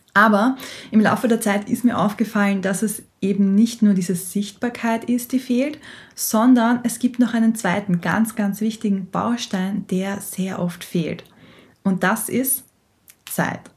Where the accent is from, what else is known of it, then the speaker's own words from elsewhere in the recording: Austria; weil ich niederländische Wurzeln hab, aber ich bin, wie du vielleicht hörst, waschechte Österreicherin.